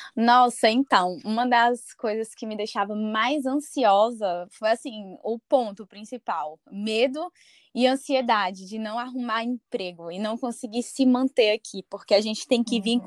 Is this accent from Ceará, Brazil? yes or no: yes; Fortaleza, Ceará, Brazil; moved away as an adult; now in Dublin, Ireland; Eu sou de Fortaleza, Ceará